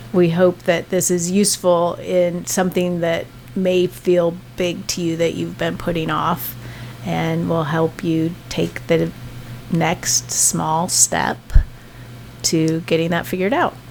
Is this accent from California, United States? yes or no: no; Oregon, United States; I'm from Oregon